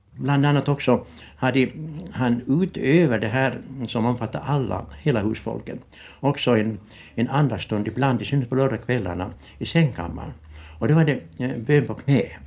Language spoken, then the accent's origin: Swedish; Ostrobothnia, Finland; moved away as an adult; also born or lived in Vårdö, Åland; now in Kökar, Finland; en bondpojke från Österbotten, rena eh, torra bondlandet